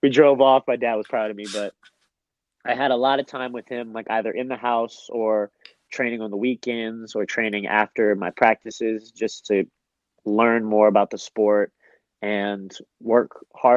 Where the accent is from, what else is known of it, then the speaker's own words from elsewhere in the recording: Oakland, California, United States; moved away as an adult; now in San Diego, United States; I grew up in Oakland